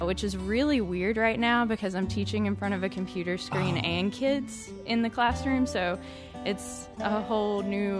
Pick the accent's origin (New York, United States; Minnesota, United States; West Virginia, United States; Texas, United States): West Virginia, United States; also born or lived in Miami, Florida; now in Ashland, Kentucky, United States; I'm from West Virginia originally.